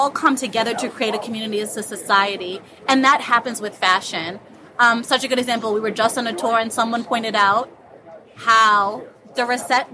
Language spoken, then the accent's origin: English; Florida, United States; also born or lived in Jamaica / Harlem, New York; now in New York, United States; I'm Jamaican. I grew up in Florida